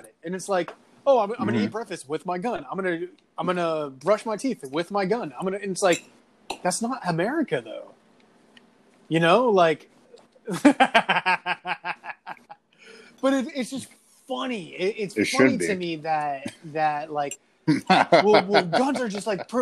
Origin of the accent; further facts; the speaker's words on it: United States; I am Armenian American